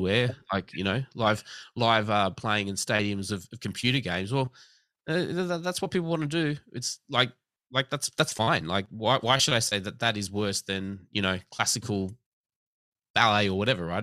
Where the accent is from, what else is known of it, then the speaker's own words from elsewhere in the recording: Australia; I was born in Australia